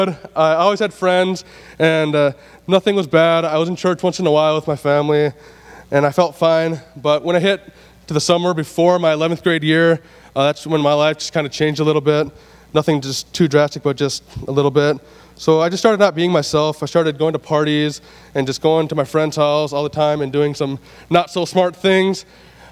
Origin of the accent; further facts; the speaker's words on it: Willmar, Minnesota, United States; also born or lived in Sauk Centre, Minnesota; I grew up in Wilmer, Minnesota